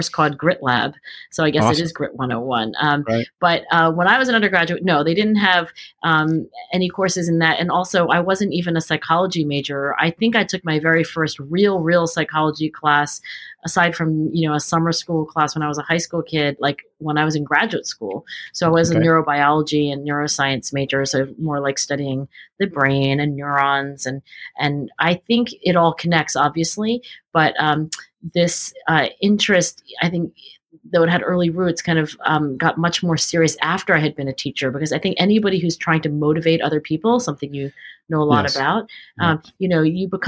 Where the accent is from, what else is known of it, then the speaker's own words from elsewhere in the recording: Cherry Hill, New Jersey, United States; I grew up in Cherry Hill, New Jersey, which is exit 4 off of the New Jersey Turnpike, southern New Jersey